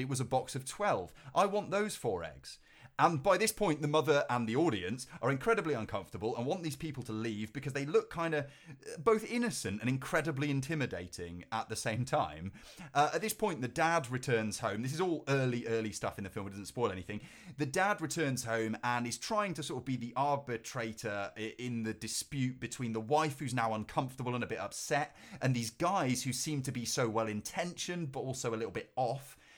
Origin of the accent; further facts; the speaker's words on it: Cheltenham, South West England, United Kingdom; my hometown of, of Cheltenham